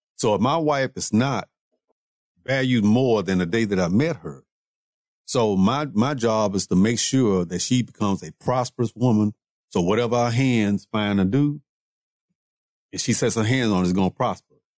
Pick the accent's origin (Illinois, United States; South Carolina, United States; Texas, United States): Texas, United States; Houston; also born or lived in Waco / Dallas; I'm originally from Houston